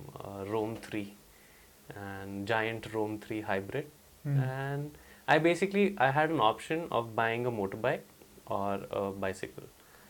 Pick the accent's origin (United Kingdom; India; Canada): India; Yeah, so growing up was, as an Indian kid, your relationship with sports is highly dependent on how you do in class.